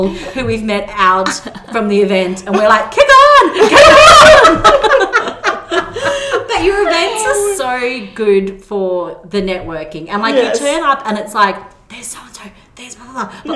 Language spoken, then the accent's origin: English; Brisbane, Queensland, Australia; we're from Brisbane